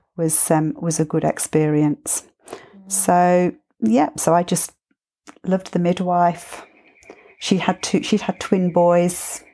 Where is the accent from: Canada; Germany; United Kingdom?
United Kingdom; England; now in Byron Bay, Australia; being English